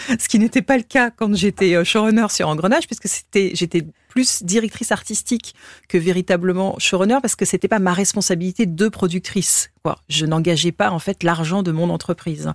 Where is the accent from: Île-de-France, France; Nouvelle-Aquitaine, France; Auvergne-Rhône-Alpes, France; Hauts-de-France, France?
Île-de-France, France; Essonne; moi j'ai grandi dans l'Essonne